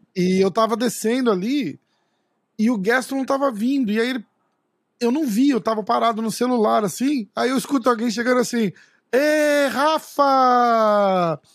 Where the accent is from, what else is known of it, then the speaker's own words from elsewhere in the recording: Brazil; a gente é brasileiro